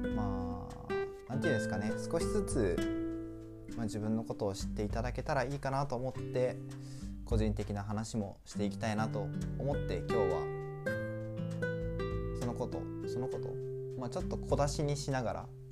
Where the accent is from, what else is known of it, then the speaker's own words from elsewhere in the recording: Aichi, Japan; now in Kyoto, Japan; もともと愛知県出身なんですよ。愛知県出身で、海に近いところに住んでました